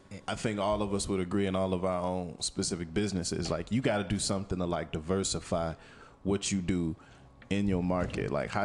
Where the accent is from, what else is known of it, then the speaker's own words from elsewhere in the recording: Louisiana, United States; you know, I came from Louisiana, and after living through the hurricanes, I was very I was very partial to natural disasters.